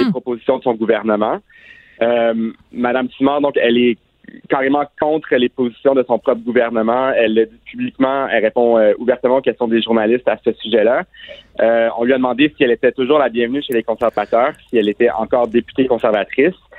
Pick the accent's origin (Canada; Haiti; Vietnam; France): Canada; Ontario; j'ai grandi en Ontario, dans des écoles secondaires